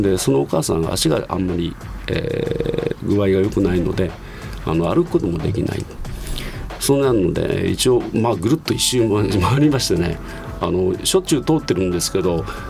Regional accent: Nishitokyo, Tokyo, Japan; 生まれは田無市ですねえー、旧名でいうと田無本町、はい、一丁目に生まれました

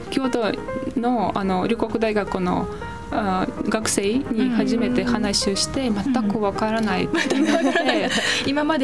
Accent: Moscow, Russia; Japanese is a second language; moved away as an adult; also born or lived in Kyoto, Japan; now in Japan; 私はモスクワ出身だから

